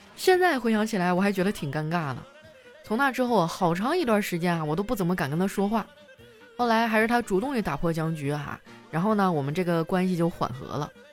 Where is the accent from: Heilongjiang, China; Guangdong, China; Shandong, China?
Heilongjiang, China; Qitaihe; 他是我老乡儿，我们俩都是齐台河的